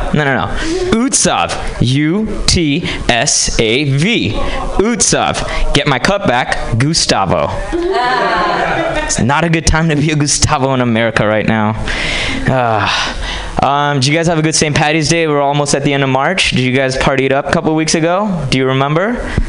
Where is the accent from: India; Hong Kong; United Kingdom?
India; Hyderabad, Telangana; now in United States; But although I moved here from India, I feel like I could do a way better job than … at rapping.